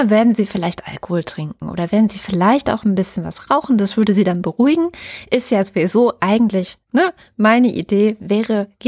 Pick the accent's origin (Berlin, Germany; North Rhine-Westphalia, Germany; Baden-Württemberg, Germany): Baden-Württemberg, Germany; Ich komme aus Baden-Württemberg, ich kenne Stuttgart